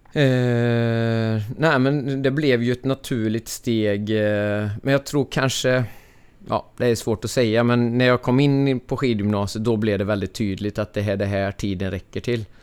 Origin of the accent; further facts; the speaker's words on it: Ulricehamn, Västra Götaland, Sweden; Jag är född och uppvuxen här i Ulricehamn, eller en bit utanför